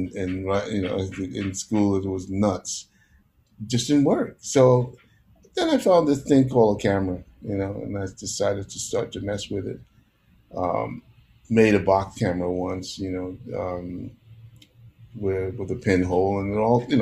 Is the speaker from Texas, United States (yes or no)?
no; New York City, New York, United States; also born or lived in Panama; I was a city kid, you know, from the time I came from Panama, got to New York.